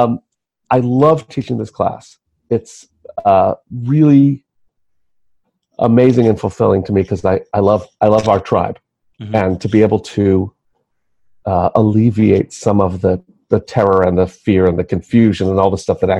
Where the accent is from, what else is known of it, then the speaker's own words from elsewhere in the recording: New York City, New York, United States; I was born and raised in New York City.